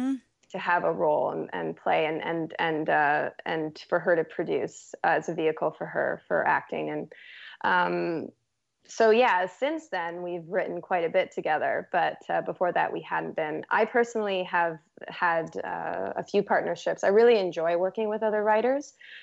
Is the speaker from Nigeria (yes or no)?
no; Toronto, Ontario, Canada; I'm originally from Toronto, actually. So, yeah. Mm-hmm. But I moved out here. Became a West Coast girl.